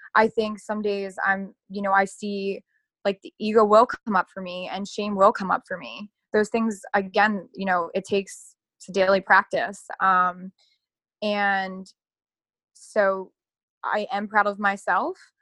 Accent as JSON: {"language": "English", "town": "Dundalk", "region": "Maryland", "country": "United States", "tie": "born or raised there", "said": "I'm, literally I'm from Baltimore, like born and bred. Um, yeah. I'm from Dundalk."}